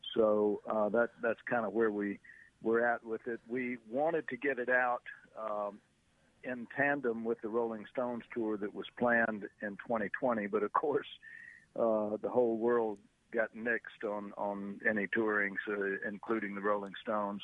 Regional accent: the South, United States; growing up in the South

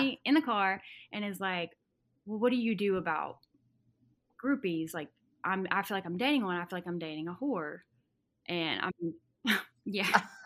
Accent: Arkansas, United States; moved away as an adult; now in Nashville, United States; I'm from Arkansas originally, and a s, really small town

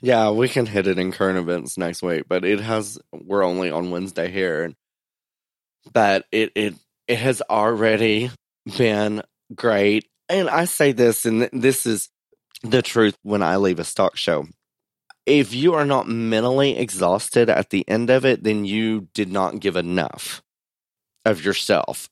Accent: United States; born or raised there

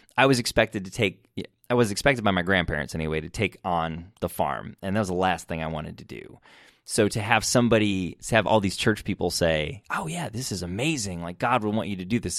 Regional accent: Michigan, United States; I grew up in Michigan and I grew up in church.

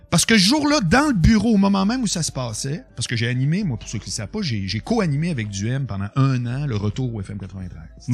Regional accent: Quebec City, Quebec, Canada; moved away as an adult; now in Montreal, Canada; Je viens de Québec, mais j'ai jamais habité à Québec depuis que j'ai 25

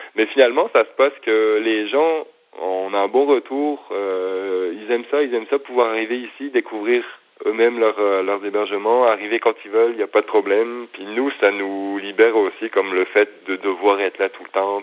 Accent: the Alps, France; moved away as an adult; also born or lived in Montreal, Canada; now in Quebec, Canada; je viens des Alpes

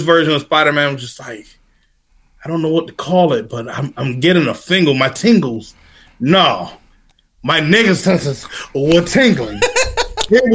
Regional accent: United States; I'm from DMV

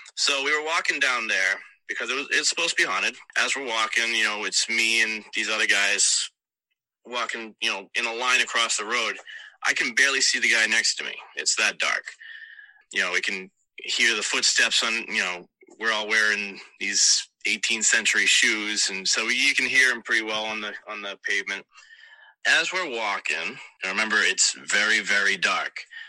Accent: South Shore, Massachusetts, United States; accent: Boston; I am from South Shore, Mass, and I do sometimes have a Boston accent

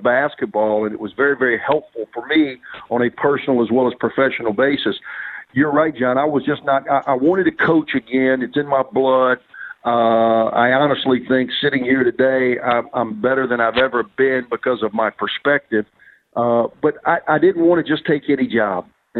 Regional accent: Mississippi, United States; moved away as an adult; now in Birmingham, United States; I had a great 12-year run at Ole Miss in my home state.

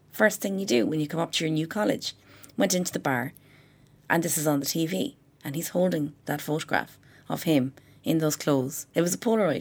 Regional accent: Ireland; we're from Ireland

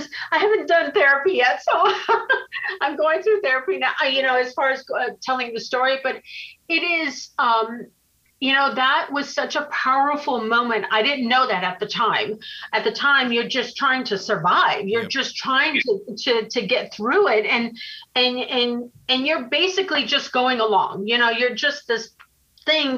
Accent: Los Angeles, California, United States; I was raised here in Hollywood

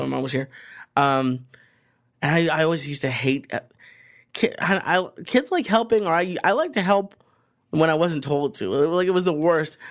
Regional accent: Boston, Massachusetts, United States; moved away; where I grew up in Boston

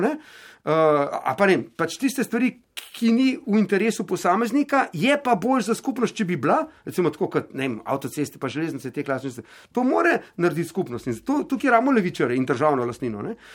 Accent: Slovenia

